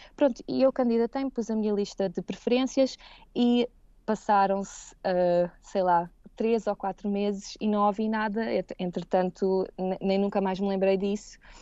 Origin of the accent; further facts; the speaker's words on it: Seixal, Setúbal, Portugal; moved away as an adult; also born or lived in Caparica; now in Heidelberg, Germany; Eu cresci e, e nasci no Seixal